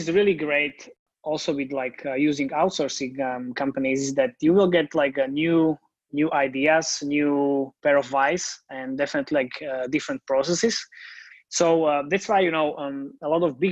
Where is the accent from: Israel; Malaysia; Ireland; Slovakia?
Slovakia; I'm based in Slovakia, and I'm from Slovakia